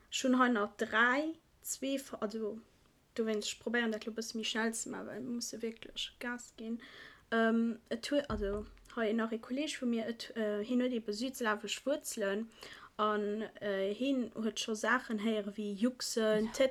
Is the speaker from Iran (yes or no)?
yes; Iran; Ein Kollege von mir, ich bin äh, Iraner, und...